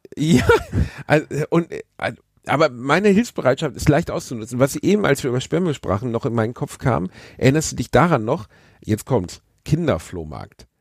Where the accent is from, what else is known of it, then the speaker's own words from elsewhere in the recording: Gelsenkirchen, North Rhine-Westphalia, Germany; da, wo ich aufgewachsen bin, war eine lange Spielstraße, die wie so ein S durch die, durch die schwarze Straße ging. Und bei uns war eh insgesamt wenig Verkehr